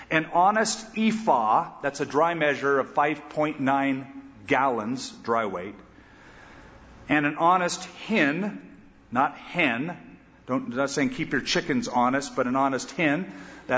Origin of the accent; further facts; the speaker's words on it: California, United States; I'm a Californian